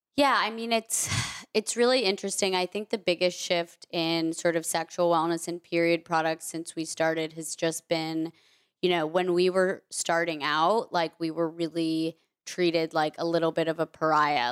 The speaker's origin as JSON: {"language": "English", "region": "Vermont", "country": "United States", "tie": "born or raised there", "said": "I grew up mostly in Vermont"}